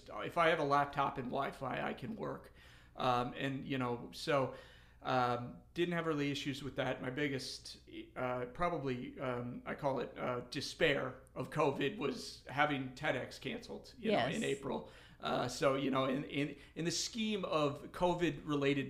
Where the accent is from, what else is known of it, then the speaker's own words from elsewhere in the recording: Denver, Colorado, United States; I grew up in Colorado, South Denver, went to Cherry Creek High School